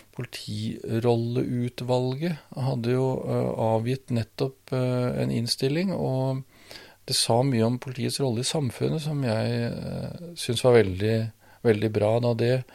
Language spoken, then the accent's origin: Norwegian; Svelvik, Vestfold, Norway; moved away; Jeg vokste opp i Svelvik